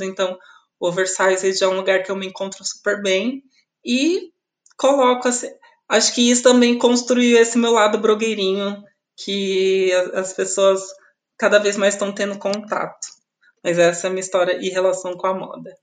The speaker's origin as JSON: {"language": "Portuguese", "town": "Osasco", "region": "São Paulo", "country": "Brazil", "tie": "born or raised there", "said": "eu sou de Osasco, né? Eu nasci em Osasco"}